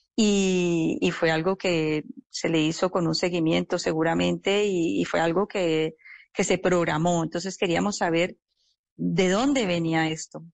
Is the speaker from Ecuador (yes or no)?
no; Colombia; como colombianos